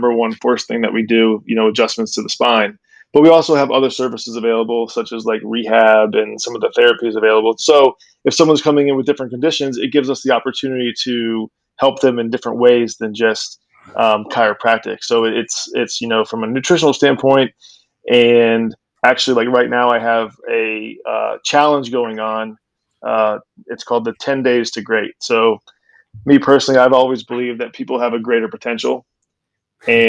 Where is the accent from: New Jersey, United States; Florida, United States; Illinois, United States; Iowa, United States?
Florida, United States; Cape Coral; I'm from Cape Coral. So I went to Mariner High School, graduated there in 1998